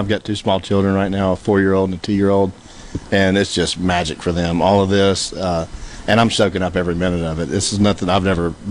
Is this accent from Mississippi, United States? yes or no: yes; Mississippi, United States; now in Cleveland, United States; I grew up in Edina, Mississippi.